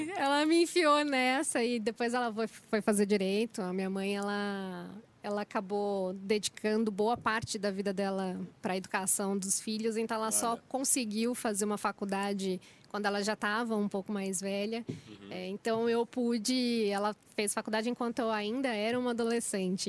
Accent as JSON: {"language": "Portuguese", "town": "Itanhaém", "region": "São Paulo", "country": "Brazil", "moved": "yes", "lives_now": "São Paulo, Brazil", "said": "eu saí de Itanhaém, eu acho que eu fui uma das primeiras da, da minha família que resolveu explorar"}